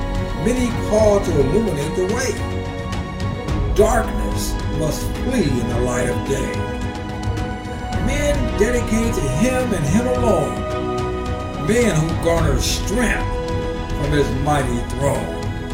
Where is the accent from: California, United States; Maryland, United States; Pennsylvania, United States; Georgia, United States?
California, United States; now in Arizona, United States; I've only been in Arizona for a little bit more than 3 years now. I come from California.